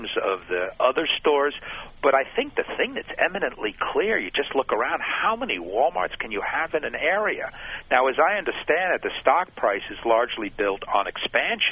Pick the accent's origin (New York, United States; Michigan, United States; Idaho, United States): New York, United States; I'm a neighborhood store guy, but I'm from New York